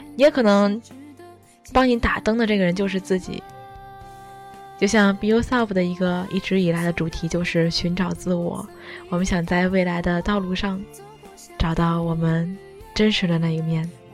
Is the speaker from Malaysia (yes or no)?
no; Tianjin, China; moved away as an adult; also born or lived in Tokyo, Japan; now in Shizuoka, Japan; 我们都是来自于天津，天津本身就算，也算是，呃，怎么说都是直辖市之一，也是相当繁华。虽然不像东京那样的一个快节奏，也不像北京和上海，但是它毕竟也是个大都市